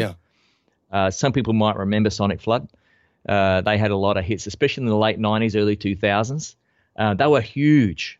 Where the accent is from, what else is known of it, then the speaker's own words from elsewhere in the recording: Australia; I'm an Australian bass player.